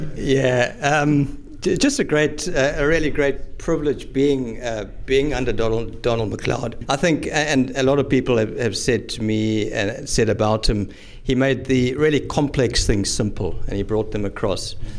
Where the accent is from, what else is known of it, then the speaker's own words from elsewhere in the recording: South Africa; now in Highlands, Scotland; come from South Africa, born and bred in South Africa